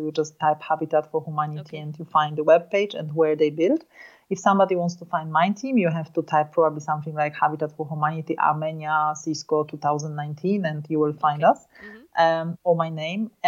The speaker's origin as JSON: {"language": "English", "country": "Poland", "tie": "born or raised there", "said": "I was born and raised in Poland"}